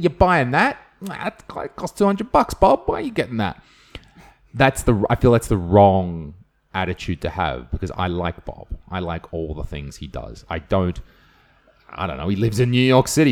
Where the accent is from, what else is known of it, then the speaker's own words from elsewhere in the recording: Australia; I'm Australian